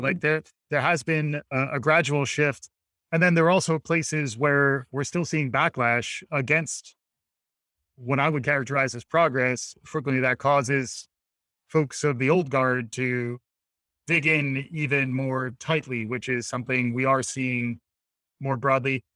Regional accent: United States; me as an American

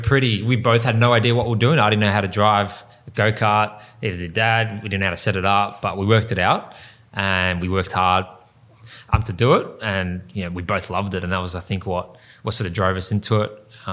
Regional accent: Melbourne, Victoria, Australia; In Western Melbourne. Yep. So first karting track was Geelong.

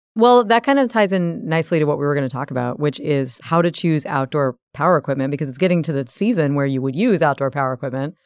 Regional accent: the South, United States; I'm from the South.

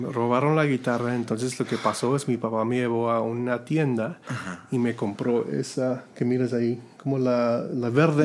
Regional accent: Robstown, Texas, United States; Spanish is a second language; yo vengo de una ciudad que se llama Robstown, Texas

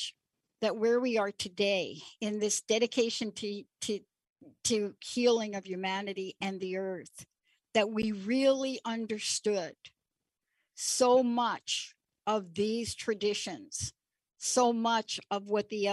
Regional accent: New York City, New York, United States; moved away as an adult; now in Seattle, United States; I'm a girl from New York City. I grew up in the Bronx

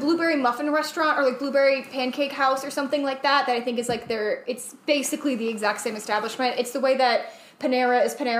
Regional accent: Indiana, United States; I'm from Indiana.

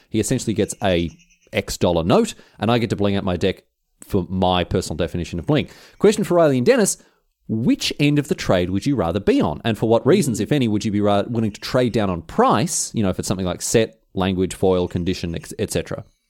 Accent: Melbourne, Victoria, Australia; fellow Australian, fellow Mel-, Melbourneian

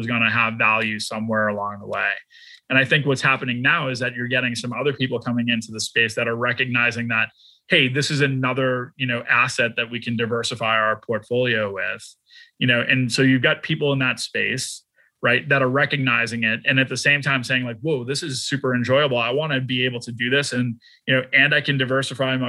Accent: Boston, Massachusetts, United States; now in Dallas, United States; I'm from Boston, I live in Dallas

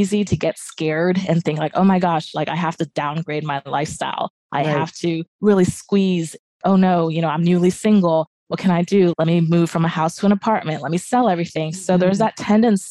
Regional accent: Japan; moved away; I grew up in Asia and Japan area

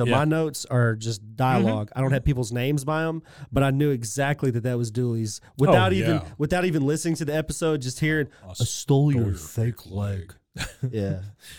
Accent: England, United Kingdom; Yeah, I'm English.

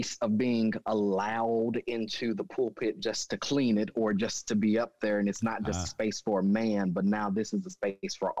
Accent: Jones, Oklahoma, United States; also born or lived in Michigan; I grew up in Jones, Oklahoma

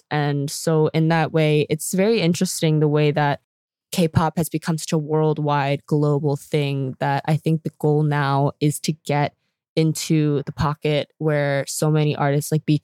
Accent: South Korea; now in United States; when I was asked about like where I was from, obviously when I said I was from Korea, they knew nothing about it.

